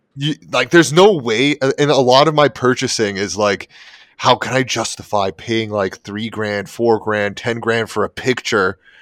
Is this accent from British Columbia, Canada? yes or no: no; Toronto, Ontario, Canada; moved away; I'm originally from Toronto